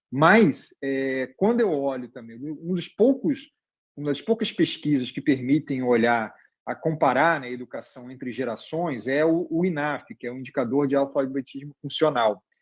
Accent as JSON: {"language": "Portuguese", "town": "Barbacena", "region": "Minas Gerais", "country": "Brazil", "tie": "born or raised there", "said": "Quando eu era criança pequena em, em Barbacena"}